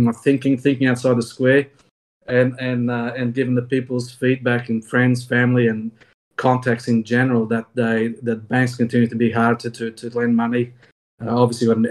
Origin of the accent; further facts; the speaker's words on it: Australia; I'm an Australian CPA accountant